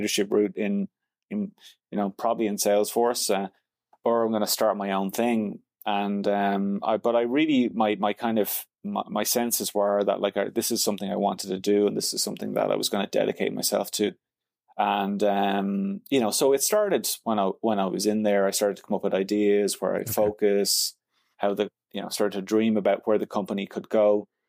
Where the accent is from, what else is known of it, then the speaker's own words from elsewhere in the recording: Dublin, Leinster, Ireland; moved away as an adult; also born or lived in London, United Kingdom; now in Montreal, Canada; So I'm from Dublin, Ireland originally.